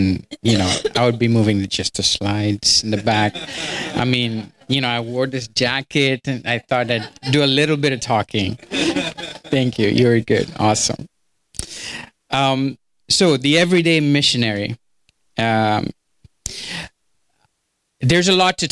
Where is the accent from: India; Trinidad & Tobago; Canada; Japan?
India; moved away as an adult; now in United States; I'm from India.